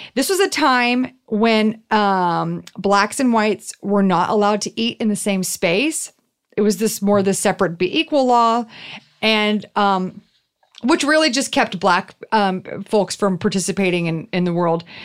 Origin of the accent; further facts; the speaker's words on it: Houston, Texas, United States; I grew up in Houston, which is six hours north of, or sorry, six hours west of New Orleans